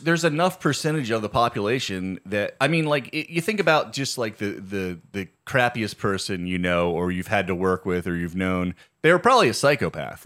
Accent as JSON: {"language": "English", "region": "Virginia", "country": "United States", "said": "In Virginia, we literally, like, read Bible stories in class"}